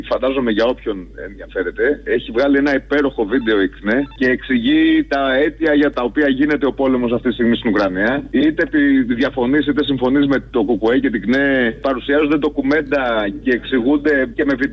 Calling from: Oslo, Norway; θυμάσαι ότι είμαι από Όσλο. Τι είσαι, τι είσαι? Από Όσλο σε παίρνω, από την Νορβηγία.

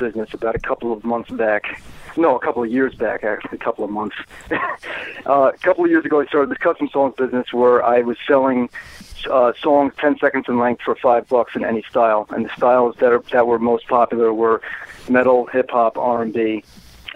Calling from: Port Chester, New York, United States; I'm calling from my studio here in Portchester, New York.

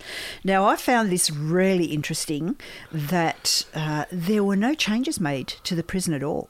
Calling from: Newcastle, New South Wales, Australia; I'm calling from Newcastle, Australia.

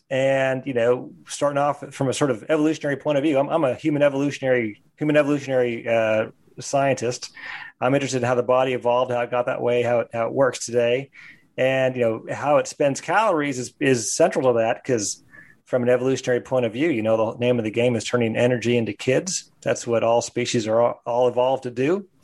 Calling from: Chapel Hill, North Carolina, United States; I'm calling from beautiful Chapel Hill, North Carolina.

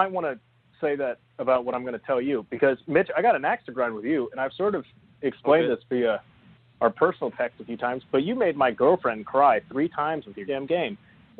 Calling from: Geneva, Illinois, United States; I'm calling from Geneva, Illinois.

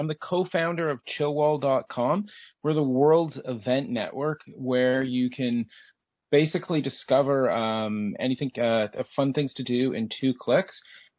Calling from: Toronto, Ontario, Canada; Okay, we're based out of Toronto, Ontario, Canada.

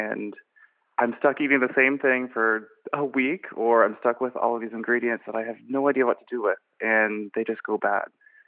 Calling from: Orlando, Florida, United States; I'm calling from hot and humid Orlando, Florida.

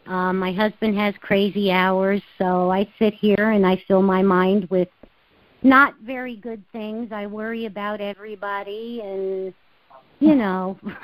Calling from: Albany, New York, United States; Hi, Mr. Mack. … from Albany, New York.

